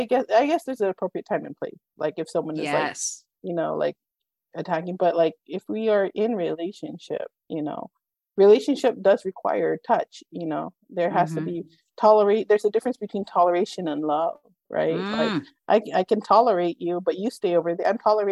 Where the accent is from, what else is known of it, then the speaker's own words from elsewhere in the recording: Northern California, United States; I was born in Northern California